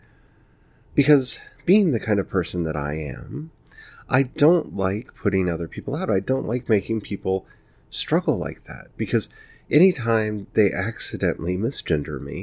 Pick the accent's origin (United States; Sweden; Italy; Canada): United States; the South; I grew up in the South